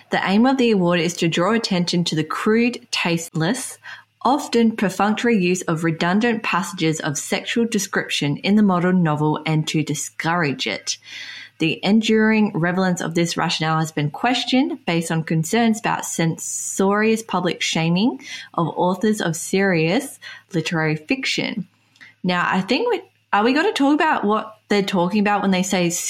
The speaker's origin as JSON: {"language": "English", "region": "England", "country": "United Kingdom", "said": "we're English speaking, we come from England"}